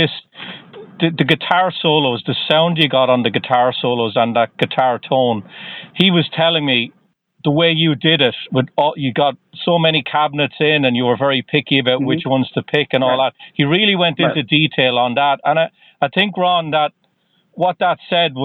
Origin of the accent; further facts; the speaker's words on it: Waterford, Munster, Ireland; accent: Irish; I'm from Ireland, Waterford in Southern Ireland